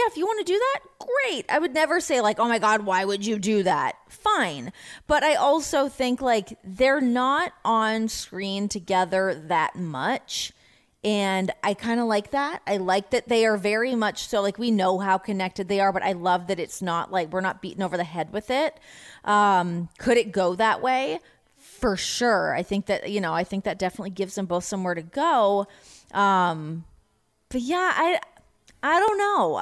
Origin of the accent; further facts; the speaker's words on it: Canada; now in United States; I'm an American now. I get to ride that fence as a Canadian and an American